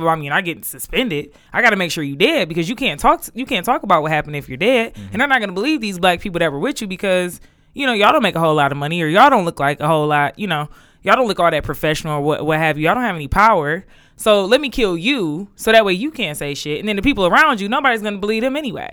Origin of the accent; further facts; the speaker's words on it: Detroit, Michigan, United States; I was from Detroit